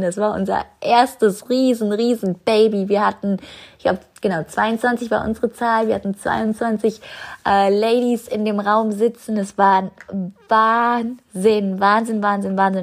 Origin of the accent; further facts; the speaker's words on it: New Zealand; moved away; meinen Flug nach Neuseeland, zurück in meine Heimat